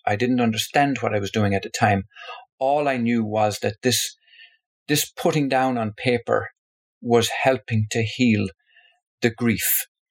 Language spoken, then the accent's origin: English; Tipperary, Munster, Ireland; my home, where I was born in Tipperary in the Republic of Ireland